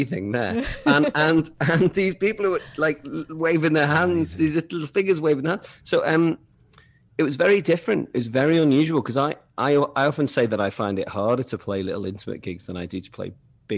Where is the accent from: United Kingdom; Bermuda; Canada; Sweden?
United Kingdom; Southport, North West England; I'm from Southport